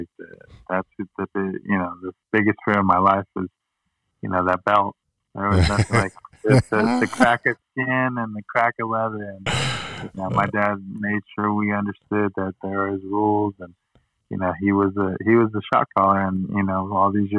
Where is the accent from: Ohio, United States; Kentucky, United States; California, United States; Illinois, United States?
California, United States; La Habra; also born or lived in Corona, California; I grew up in La Habra